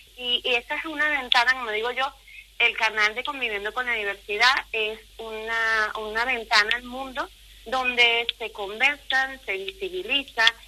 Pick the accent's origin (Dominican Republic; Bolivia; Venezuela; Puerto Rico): Venezuela; moved away as an adult; now in Ponferrada, Spain; soy venezolana con genes españoles y la mitad de mis genes son de aquí, de la tierra berciana